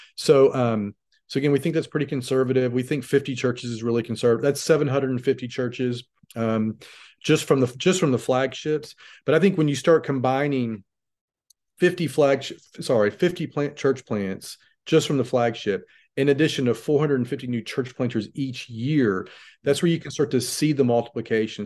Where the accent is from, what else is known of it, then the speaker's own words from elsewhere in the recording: United States; as an American